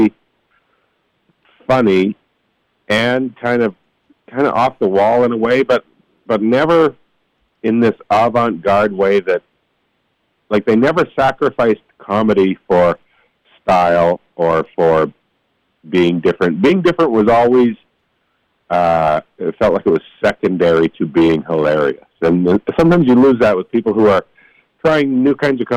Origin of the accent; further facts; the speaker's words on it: Tisdale, Saskatchewan, Canada; Where I grew up in Tisdale, Saskatchewan, we had all of 2 channels.